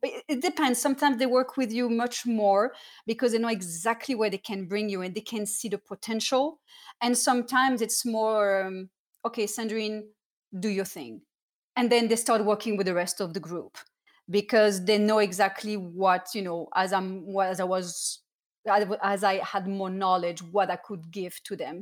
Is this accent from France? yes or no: yes; Cannes, Provence-Alpes-Côte d'Azur, France; moved away; also born or lived in Saint-Étienne; I was born in Saint-Étienne, was next to Lyon, but I spent all my childhood in the south of France in Cannes.